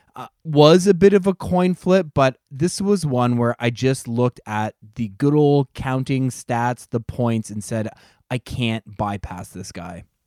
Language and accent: English; Strathroy, Ontario, Canada; I grew up around Strathroy in the late nineteen nineties where Pat lived